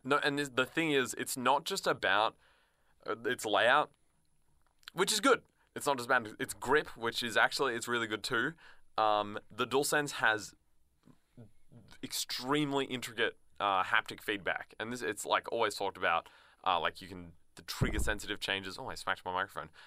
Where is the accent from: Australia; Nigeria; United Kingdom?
Australia; as an Australian